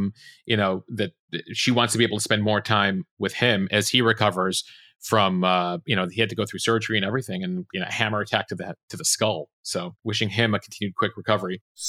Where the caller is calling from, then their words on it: Brooklyn, New York, United States; Well, I come to you from Brooklyn, which is also the home of Hakeem Jeffries.